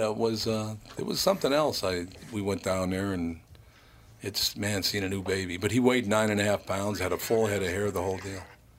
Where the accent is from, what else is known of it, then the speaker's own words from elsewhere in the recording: Long Prairie, Minnesota, United States; born there; The hospital in which I was born in Long Prairie, Minnesota, is now a fourplex.